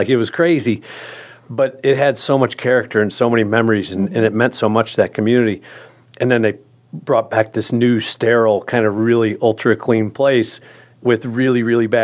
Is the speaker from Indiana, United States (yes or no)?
yes; South Bend, Indiana, United States; also born or lived in Bloomington, Indiana; being born in Bloomington, delivered by an IU team doctor, growing up in South Bend.